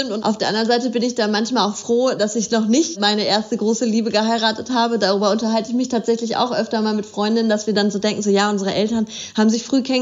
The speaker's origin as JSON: {"language": "German", "town": "Bielefeld", "region": "North Rhine-Westphalia", "country": "Germany", "tie": "born there", "lives_now": "Cologne, Germany", "said": "Also ich komme äh, gebürtig aus Bielefeld, aber bin zum Studieren dann nach Köln gegangen und bin jetzt auch schon ziemlich lange in Köln"}